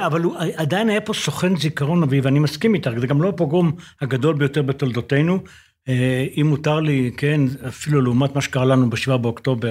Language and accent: Hebrew; Israel; אני בן קיבוץ